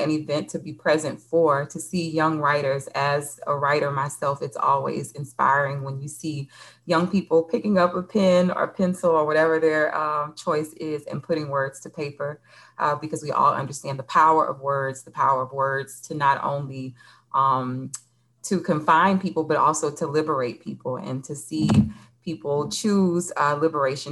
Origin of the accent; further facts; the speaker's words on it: Louisiana, United States; moved away as an adult; also born or lived in Los Angeles; I'm from Louisiana